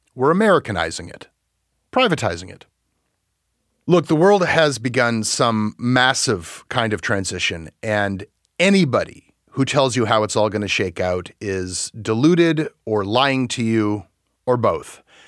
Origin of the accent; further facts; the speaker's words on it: Canada; being Canadian